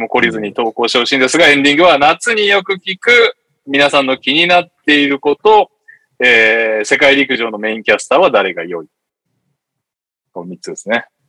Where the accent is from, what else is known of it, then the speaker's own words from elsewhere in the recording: Yokohama, Kanagawa, Japan; moved away; 生まれた育ちは横浜ですけど、住んでないですね